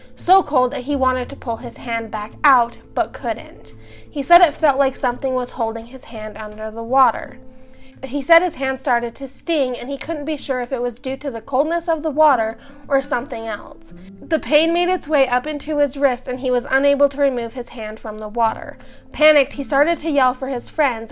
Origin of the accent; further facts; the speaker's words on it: Idaho, United States; we're from Idaho